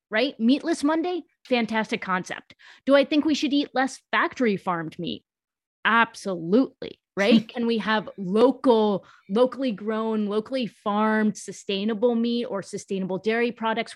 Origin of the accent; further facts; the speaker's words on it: United States; first language English; speaking English as my first language and being born in the U S